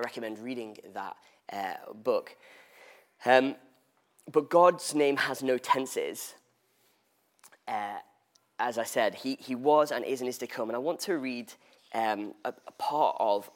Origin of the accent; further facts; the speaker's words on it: England, United Kingdom; I was born in England, which would make me English. Oh my days. For the record, I refer to myself as Welsh, to Welsh parents